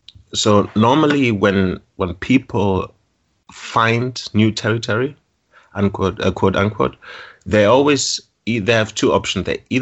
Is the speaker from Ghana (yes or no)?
yes; Ashanti, Ghana; I have family in the Ashanti part. It's the middle part of Ghana, and I'm from the Ashanti.